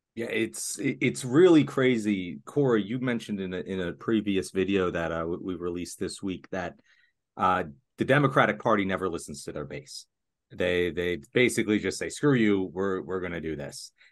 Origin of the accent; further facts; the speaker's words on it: Pennsylvania, United States; my home state of Pennsylvania